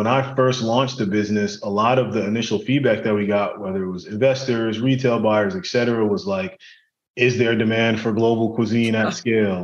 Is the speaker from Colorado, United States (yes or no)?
no; New York City, New York, United States; I grew up in Brooklyn in a really big family